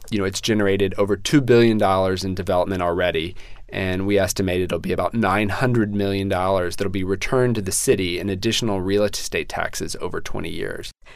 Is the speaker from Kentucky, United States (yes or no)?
no; San Antonio, Texas, United States; moved away as an adult; now in New York City, United States; my hometown